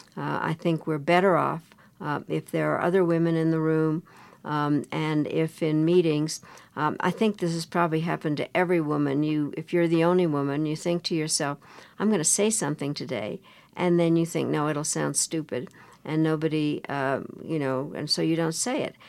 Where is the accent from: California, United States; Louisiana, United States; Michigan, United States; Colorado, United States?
Colorado, United States; I grew up in Colorado